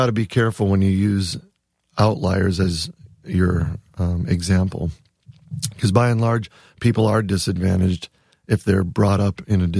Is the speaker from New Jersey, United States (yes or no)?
no; Wisconsin, United States; I actually spent one semester at Wisconsin because I'm from Wisconsin. I mean, we have deep roots in Wisconsin. My dad still lives in the same house I grew up in.